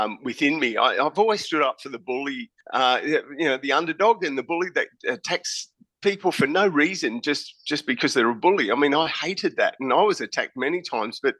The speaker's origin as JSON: {"language": "English", "region": "Queensland", "country": "Australia", "said": "I am from Queensland, Australia"}